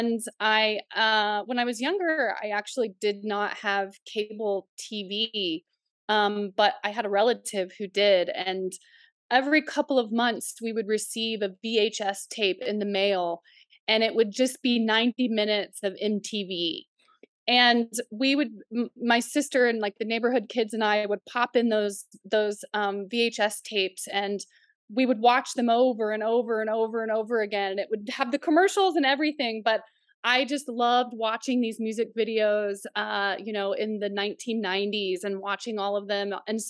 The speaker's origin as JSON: {"language": "English", "region": "Missouri", "country": "United States", "tie": "born or raised there", "also_born_or_lived": "Oklahoma", "said": "Well, I grew up in Southwest Missouri, Northeastern Oklahoma, right near my tribe's reservation."}